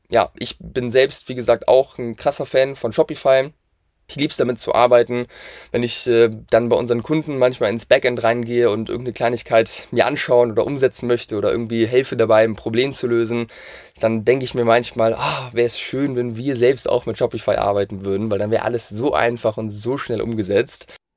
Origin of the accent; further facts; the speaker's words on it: Hamburg, Germany; wir kommen aus der Nähe von Hamburg